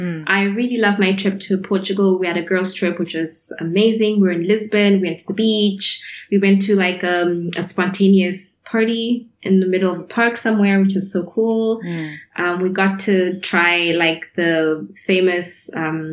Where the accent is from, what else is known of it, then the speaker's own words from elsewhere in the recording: Zimbabwe; moved away as an adult; also born or lived in Edinburgh, United Kingdom / Frankfurt, Germany / Marburg, Germany; as a Zimbabwean student